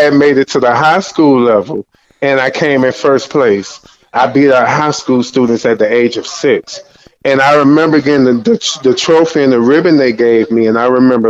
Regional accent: Miami, Florida, United States; also born or lived in California; I was born in California at Cedars-Sinai Hospital, but I was raised in Miami, Florida at a place called Goose. It's one of the sub cities.

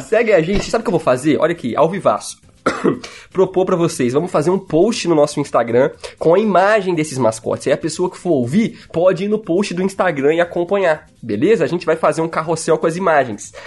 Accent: Minas Gerais, Brazil; accent: mineiro; eu sou bem mineiro mesmo

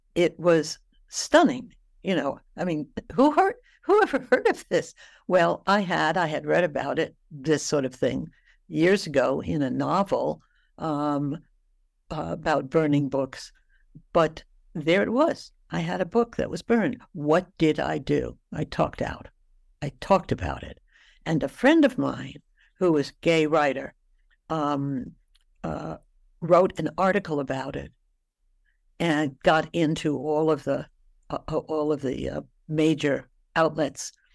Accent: New York City, New York, United States; I came from New York City.

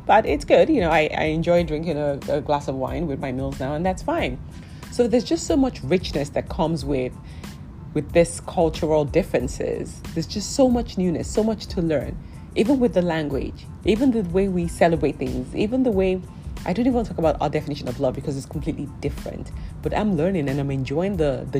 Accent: Nigeria; I'm Nigerian

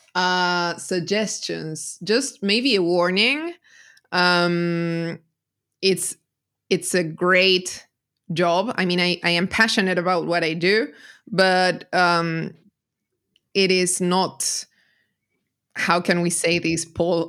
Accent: Argentina; I'm a translator from Argentina.

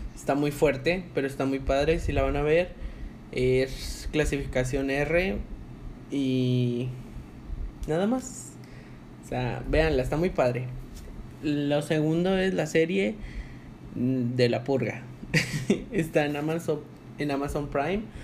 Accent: Monterrey, Nuevo León, Mexico; de aquí de donde somos nosotros dos, de Monterrey, Nuevo León

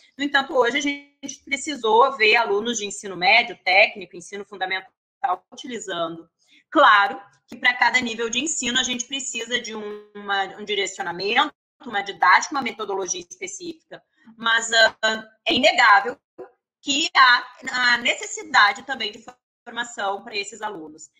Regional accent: Porto Alegre, Rio Grande do Sul, Brazil; moved away as an adult; now in Rio de Janeiro, Brazil; eu sou gaúcha de Porto Alegre

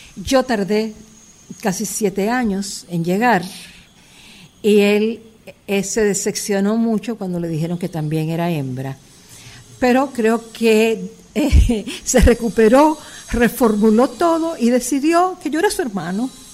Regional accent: Santo Domingo, Distrito Nacional, Dominican Republic; also born or lived in Cuba / Paris, France / New York, United States; yo nací en Villa Francisca, por ahí y después ya eh, nos mudamos a Villajuana

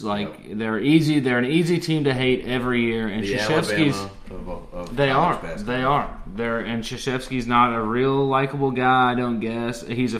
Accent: Kentucky, United States; I'm from Kentucky. I live in Kentucky.

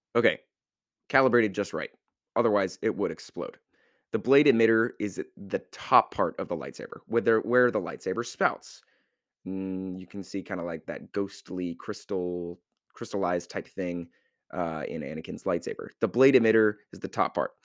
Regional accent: United States; I'm an American

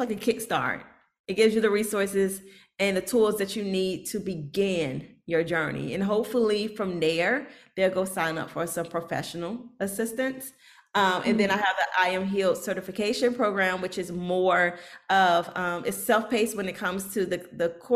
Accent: Norfolk, Virginia, United States; I'm from Norfolk, so we have a really high military population

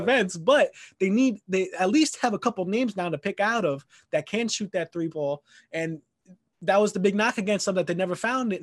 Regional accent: New York City, New York, United States; I'm from Queens

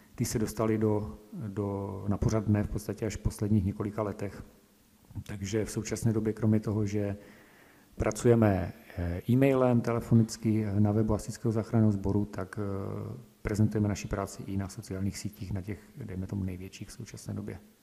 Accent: Slatina, Nový Jičín District, Moravian-Silesian Region, Czechia; dobrovolným hasičem jsem od malička, eh, vlastně u nás ve Slatně na Novojčínsku

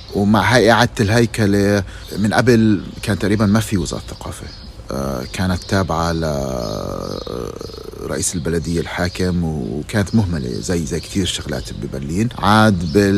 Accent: Palestine; moved away as an adult; now in Germany; أنا من فلسطين

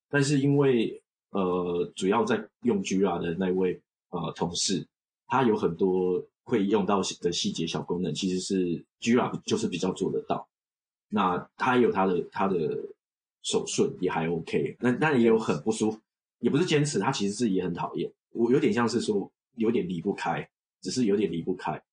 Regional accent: Taiwan; moved away as an adult; also born or lived in Australia / China; now in Japan; 我们就算是在台湾都觉得算过得不错

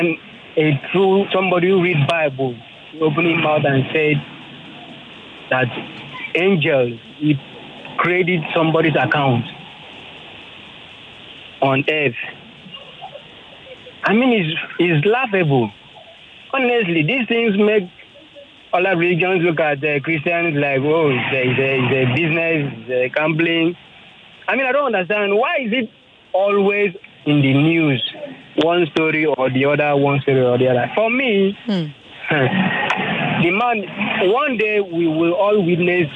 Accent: Nigeria; we Nigerians

